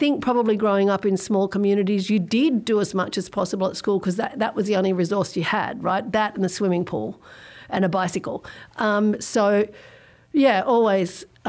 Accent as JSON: {"language": "English", "country": "Australia", "tie": "born or raised there", "also_born_or_lived": "Sydney", "said": "I was born in Sydney at the Crown Street Women's Hospital in Paddington. I grew up in Australia. I didn't grow up in Sydney, actually. I grew up in the bush."}